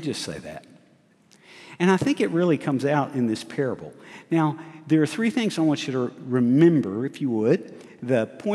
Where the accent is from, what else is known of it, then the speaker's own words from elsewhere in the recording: Huntsville, Alabama, United States; I was raised in Huntsville, Alabama